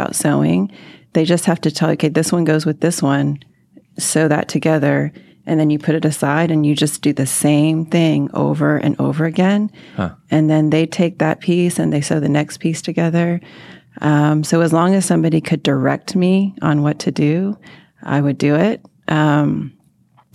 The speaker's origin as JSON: {"language": "English", "town": "Arlington", "region": "Texas", "country": "United States", "tie": "born or raised there", "also_born_or_lived": "Mansfield, Texas", "said": "I grew up in Arlington, went away for school, but I always knew I would come back"}